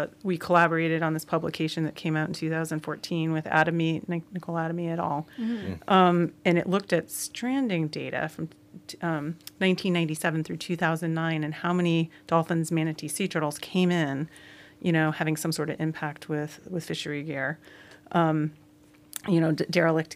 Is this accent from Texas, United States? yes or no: no; Connecticut, United States; moved away as an adult; also born or lived in Santa Cruz, California; now in Florida, United States; I'm an East Coast girl. I was born in Connecticut